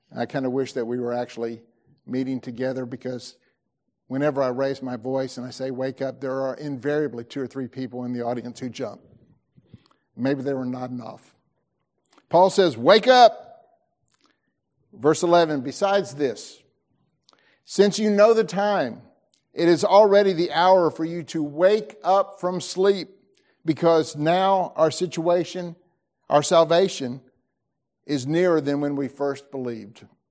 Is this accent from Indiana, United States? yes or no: no; Tennessee, United States; I'm an American, or I'm a Tennessean